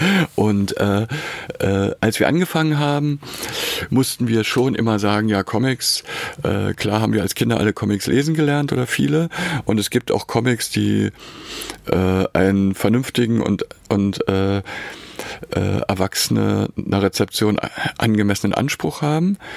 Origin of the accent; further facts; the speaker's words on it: Berlin, Germany; moved away as an adult; also born or lived in Weimar / Dessau; ich bin in Berlin geboren und habe mich dann zum Studium nach Weimar eingeschrieben